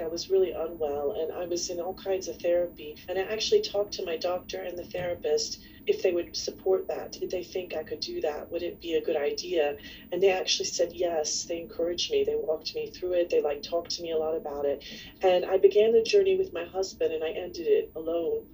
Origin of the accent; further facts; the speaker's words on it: Kentucky, United States; I was going to school in Kentucky back in, you know, the 70s and 80s, there weren't a lot of other people like me around